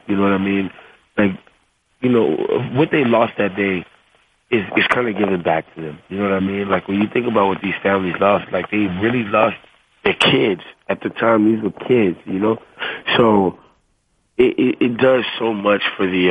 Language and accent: English; the South, United States; I'm, I'm from the South